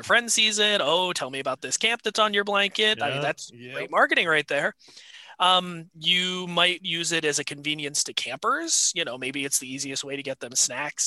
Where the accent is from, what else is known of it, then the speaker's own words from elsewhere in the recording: New Hampshire, United States; moved away as an adult; also born or lived in Denver / Washington, Connecticut; now in Connecticut, United States; I grew up in New Hampshire